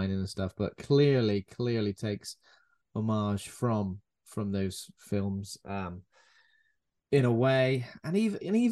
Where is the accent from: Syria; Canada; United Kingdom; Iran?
United Kingdom; being a British person who grew up, you know, born in the 80s and grew up in the 80s and 90s